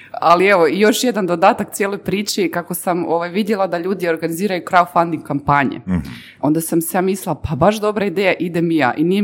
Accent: Herzegovina, Bosnia & Herzegovina; ja sam Hercegovac

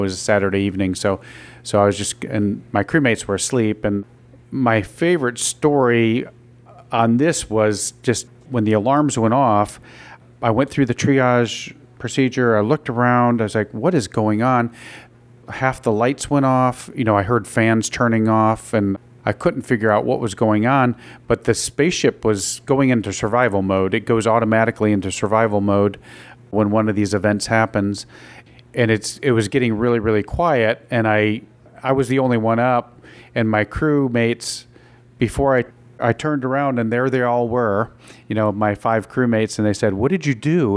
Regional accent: Binghamton, New York, United States; I grew up in Binghamton

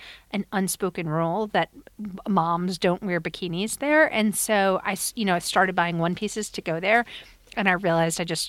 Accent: Long Island, New York, United States; growing up in Long Island, it's like so regimented

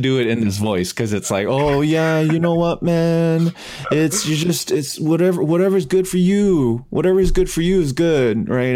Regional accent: Canada; I'm Canadian

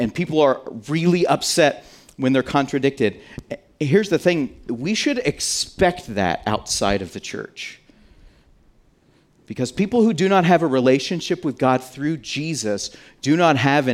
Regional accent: United States; we're American

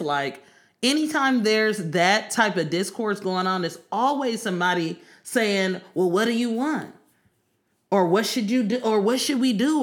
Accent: Oakland, California, United States; I'm from East Oakland

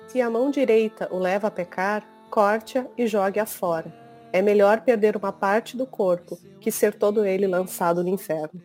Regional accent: Rio Grande do Sul, Brazil; eu sou gaúcha, tenho 40 anos

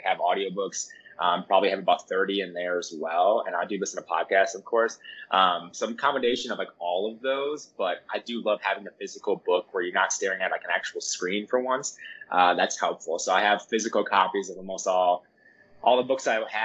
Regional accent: Milwaukee, Wisconsin, United States; I'm from Milwaukee, Wisconsin

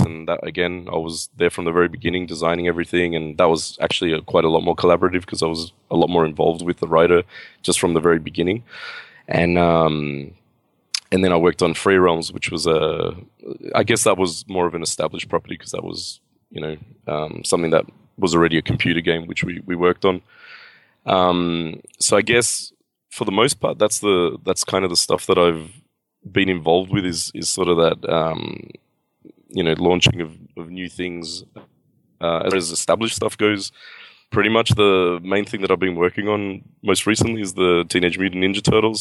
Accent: Australia; I am from Australia, you know, I was born and raised here and, and lived here my whole life.

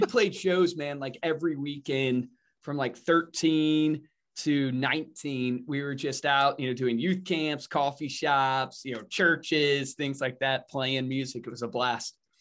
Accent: Savannah County, Virginia, United States; grew up in Virginia in Savannah County

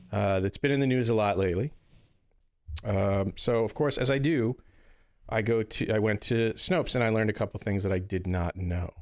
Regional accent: Northeast, United States; being from the Northeast

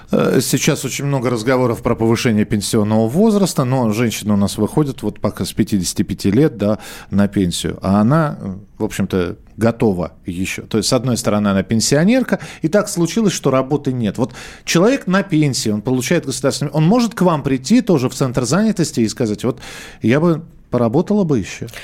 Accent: Moscow, Russia; Я живу в Москве, я родился в Москве

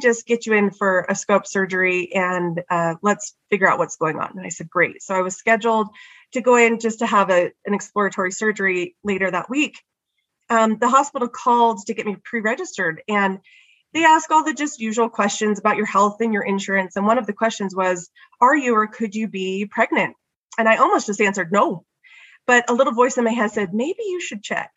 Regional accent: California, United States; now in Utah, United States; I grew up in California, so I had never been skiing.

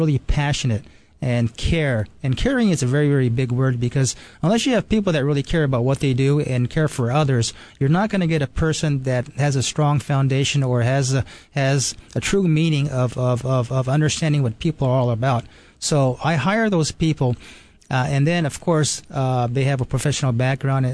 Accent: Japan; moved away; also born or lived in New York; I was born and raised in Japan

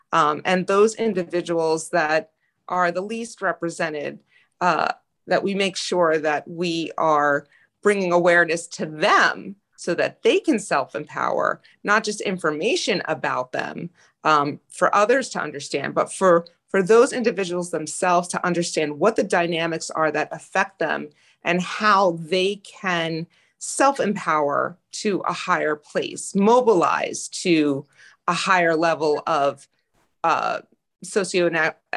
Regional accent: Passaic, New Jersey, United States; I was born and raised in Passaic, New Jersey

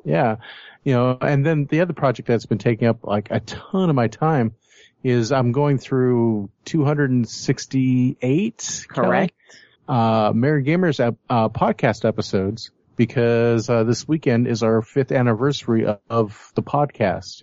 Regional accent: Fresno, California, United States; we're from Fresno

